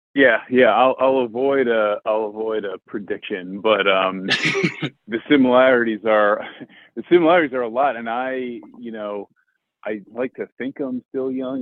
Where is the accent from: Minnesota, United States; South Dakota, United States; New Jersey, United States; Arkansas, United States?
New Jersey, United States; I interned at a mutual fund close to where I grew up in New Jersey